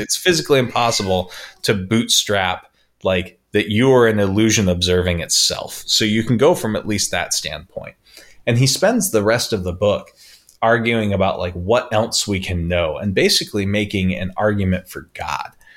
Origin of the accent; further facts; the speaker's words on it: St. George, Utah, United States; also born or lived in Las Vegas; I grew up in Pheasant Run in Bloomington, which was one of, like, the highest, um, how would you put it, like, economic neighborhoods in the city